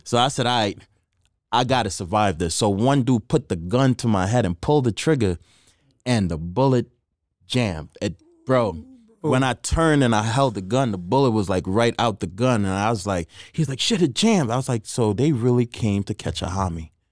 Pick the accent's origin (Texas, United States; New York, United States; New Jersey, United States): New York, United States; New York City; moved away as an adult; also born or lived in Trinidad; now in Las Vegas, United States; growing up in Queens